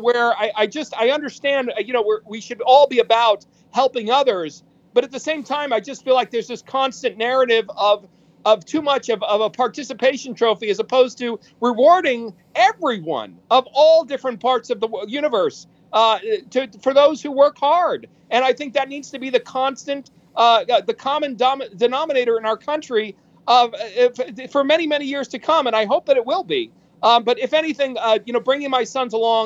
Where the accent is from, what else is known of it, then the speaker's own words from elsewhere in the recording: New York, United States; now in Los Angeles, United States; I grew up in New York